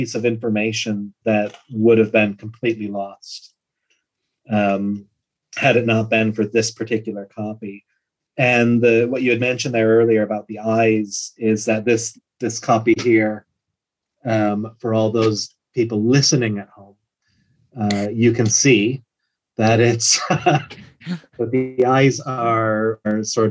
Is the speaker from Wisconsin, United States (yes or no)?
yes; Wisconsin, United States; moved away as an adult; now in Ireland; I'm from Wisconsin